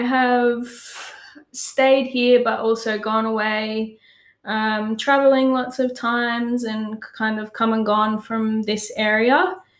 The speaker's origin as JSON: {"language": "English", "town": "Pomona", "region": "Queensland", "country": "Australia", "tie": "born or raised there", "said": "i grew up on the sunshine coast in queensland um, moved through a few different towns growing up, but um, ended up in a little town called Pomona"}